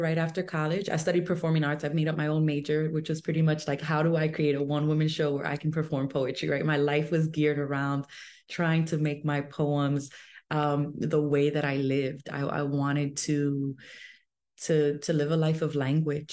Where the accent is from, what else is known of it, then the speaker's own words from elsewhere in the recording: New York City, New York, United States; I was born and raised in New York City.